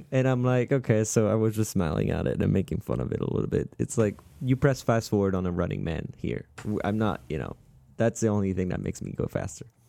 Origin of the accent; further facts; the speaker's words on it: Strasbourg, Grand Est, France; moved away; I'm from Strasbourg